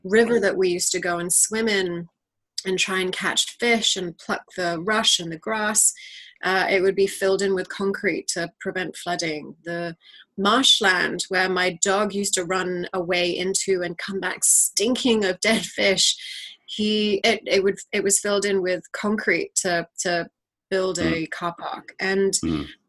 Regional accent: New Territories, Hong Kong; we were raised primarily by my mother in hong kong and our childhood was really as as urban as Hong Kong is. We grew up in the New Territories

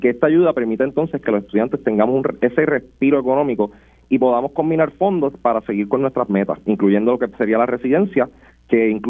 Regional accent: Arecibo, Puerto Rico; soy oriundo de Arecibo y actualmente curso el tercer año de medicina en la Universidad Central del Caribe.

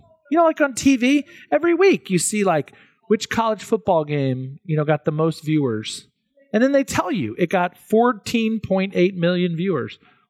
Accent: Kingwood, Texas, United States; now in Oklahoma, United States; Which is kind of a suburb of Houston near Kingwood, where I grew up.

